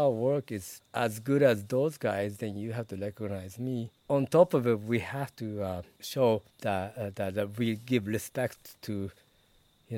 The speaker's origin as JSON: {"language": "English", "country": "Japan", "also_born_or_lived": "United States", "moved": "yes", "lives_now": "Rotterdam, Netherlands", "said": "I'm from Japan"}